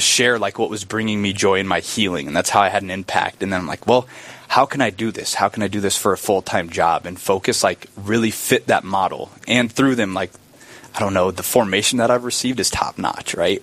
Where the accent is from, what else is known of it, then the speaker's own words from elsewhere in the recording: Lincoln, Nebraska, United States; moved away as an adult; now in Brookings, United States; from Lincoln, Nebraska, born and raised